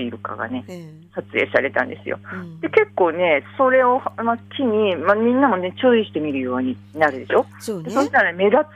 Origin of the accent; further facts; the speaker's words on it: Funka Bay, Hokkaido, Japan; 噴火湾私が、はいはい、私の地元なんです。